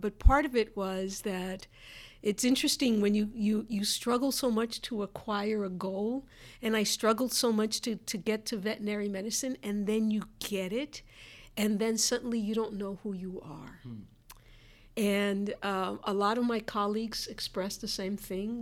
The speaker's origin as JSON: {"language": "English", "country": "Puerto Rico", "tie": "born or raised there", "moved": "yes", "said": "when I was growing up in Puerto Rico"}